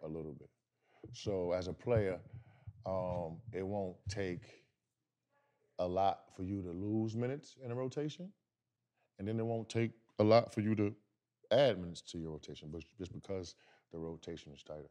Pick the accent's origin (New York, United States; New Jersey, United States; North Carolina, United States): New York, United States; I'm from New York